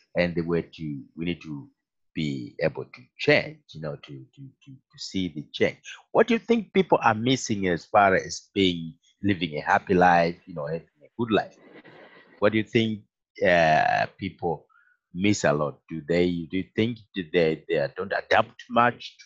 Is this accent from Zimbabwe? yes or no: yes; Zimbabwe; moved away; I come from Africa, you know, and you know, well, it's not as hot as it is like in Kenya, but Zimbabwe, we have